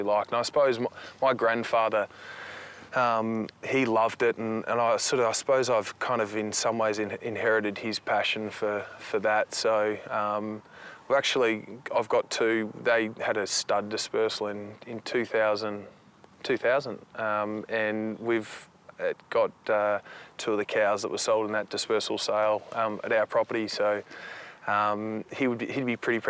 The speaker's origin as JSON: {"language": "English", "town": "Finley", "region": "New South Wales", "country": "Australia", "tie": "born or raised there", "moved": "yes", "said": "growing up in Finlay and in my family environment"}